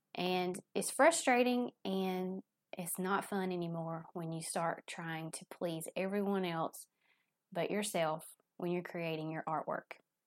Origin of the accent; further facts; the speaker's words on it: the South, United States; accent: Southern; my Southern accent